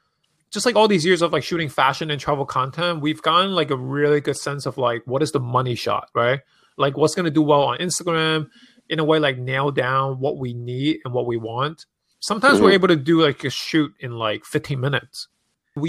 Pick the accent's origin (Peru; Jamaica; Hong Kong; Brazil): Hong Kong; moved away; Like people don't really know that I'm from Hong Kong, I'm an immigrant, and I used to work in finance.